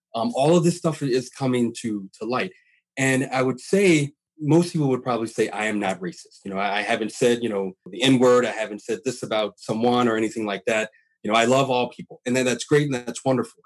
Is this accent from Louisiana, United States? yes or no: yes; Louisiana, United States; now in Washington, United States; I'm from Louisiana uh, originally